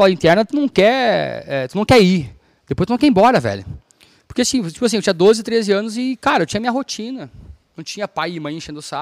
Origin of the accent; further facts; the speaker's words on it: Viamão, Rio Grande do Sul, Brazil; born there; also born or lived in Rio Pardo / Campo Bom / Novo Hamburgo; É, é, é maluquice, mas eu nasci em Viamão, eu morei em, em Rio Pardo, eu morei em Campo Bom. Meu pai faleceu, a gente foi morar em Novo Hamburgo.